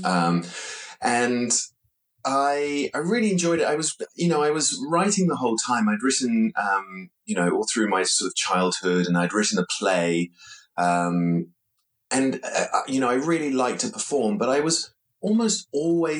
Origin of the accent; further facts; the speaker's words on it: New Zealand; moved away as an adult; now in London, United Kingdom; I was born in London, but I grew up in New Zealand